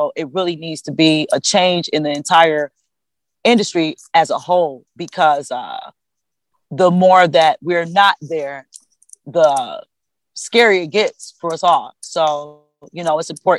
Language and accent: English; Cleveland, Ohio, United States; I'm born and raised in Cleveland, Ohio